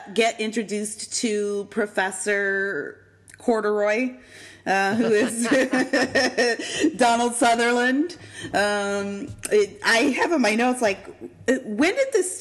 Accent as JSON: {"language": "English", "region": "Eastern Canada", "country": "Canada", "moved": "yes", "said": "We're from Eastern Canada"}